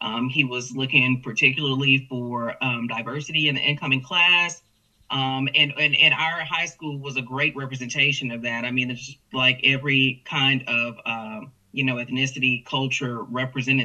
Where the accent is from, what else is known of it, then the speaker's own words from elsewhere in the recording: Houston, Texas, United States; now in Corpus Christi, United States; this Texas girl, born and raised in Houston with roots in Louisiana